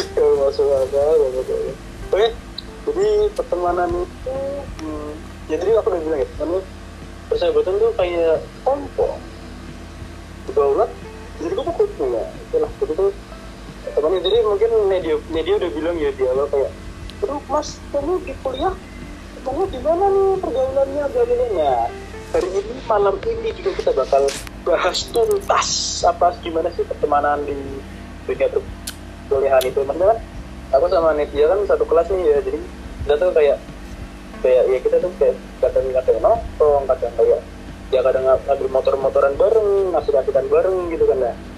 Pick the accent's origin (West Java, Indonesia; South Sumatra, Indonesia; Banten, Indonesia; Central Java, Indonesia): Central Java, Indonesia; Semarang; kita orang Semarang kan ngomongnya alalala